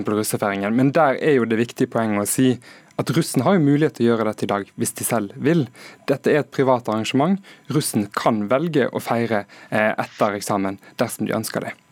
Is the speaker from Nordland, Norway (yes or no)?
no; Hordaland, Vestland, Norway; Der jeg kommer fra i Hordaland